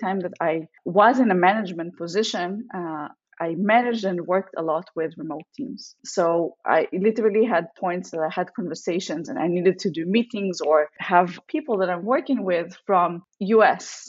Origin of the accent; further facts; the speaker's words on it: Israel; moved away as an adult; also born or lived in Russia; now in San Francisco, United States; I lived in Israel most of my life. I'm actually a second-time immigrant. I was born in Russia.